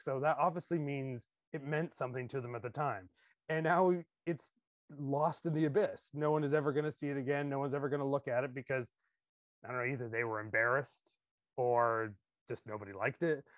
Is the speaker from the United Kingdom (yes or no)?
no; Canada; as a Canadian